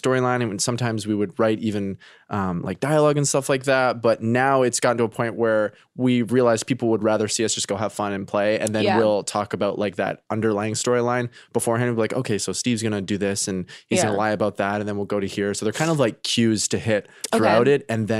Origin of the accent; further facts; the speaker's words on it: Canada; now in United States; They know I'm Canadian.